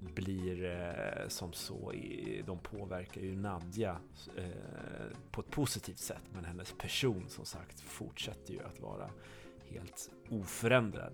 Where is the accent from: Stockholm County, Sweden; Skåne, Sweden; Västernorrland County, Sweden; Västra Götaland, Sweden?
Skåne, Sweden; som skåning